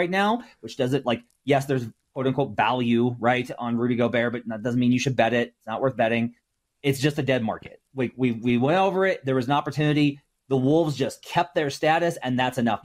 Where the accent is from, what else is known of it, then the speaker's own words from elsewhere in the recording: Arkansas, United States; I'm from Arkansas